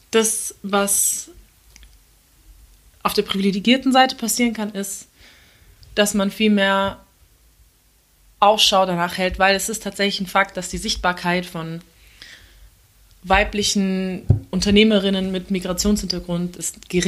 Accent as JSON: {"language": "German", "country": "Turkey", "said": "ich bin halt Türkin"}